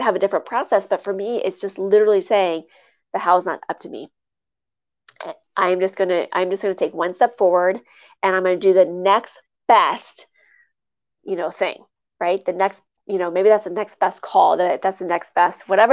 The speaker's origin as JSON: {"language": "English", "region": "Midwest", "country": "United States", "tie": "born or raised there", "said": "I come from the Midwest, and I grew up on in the country."}